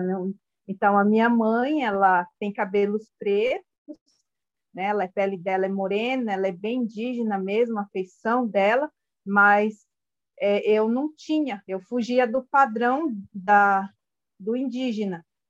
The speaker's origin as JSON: {"language": "Portuguese", "country": "Brazil", "tie": "born or raised there", "first_language": "Guarani (Mbyá)", "second_language": "Portuguese", "said": "eu cresci junto na aldeia"}